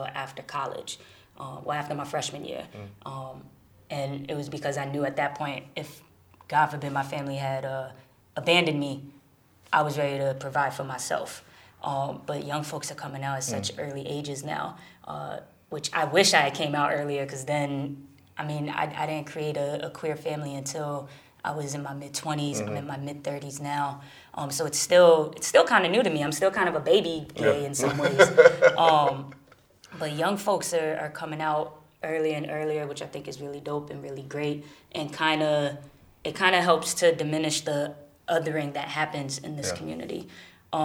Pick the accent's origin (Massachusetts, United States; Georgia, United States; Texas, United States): Massachusetts, United States; Springfield; moved away as an adult; now in New York, United States; When I was growing up in Springfield, I was the only gay person I knew.